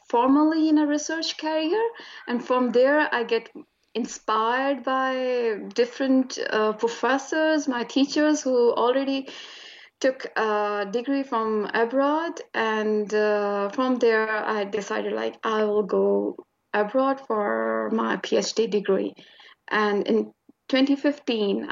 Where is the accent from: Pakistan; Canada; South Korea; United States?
Pakistan; Attock, Punjab; moved away as an adult; also born or lived in Lahore, Pakistan; now in Tasmania, Australia; I'm originally from Pakistan. Basically, I belong to a small city which is situated in the north of Pakistan. So I had my early education from there. It's Attock.